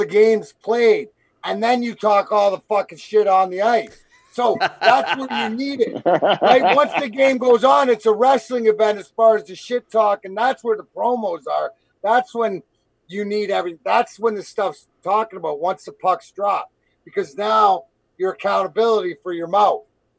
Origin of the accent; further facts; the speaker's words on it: Canada; And being Canadian, you gotta love it.